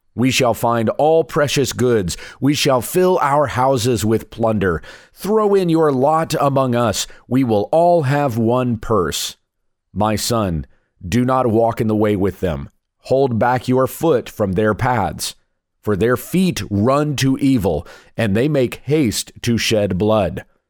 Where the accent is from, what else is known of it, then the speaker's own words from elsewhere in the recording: South Carolina, United States; moved away; I'm a Southern boy at heart. I was born in South Carolina.